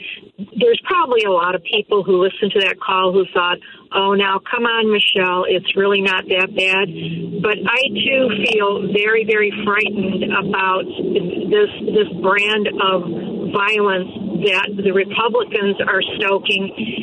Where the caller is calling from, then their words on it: Crown Point, Indiana, United States; I'm actually not calling from California. I wish I was. Oh. I'm actually from Crown Point.